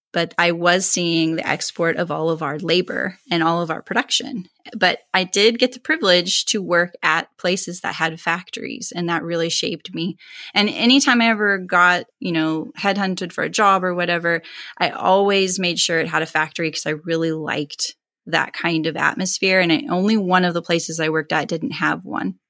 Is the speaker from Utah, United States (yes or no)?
no; California, United States; originally from California, and that's where I reside now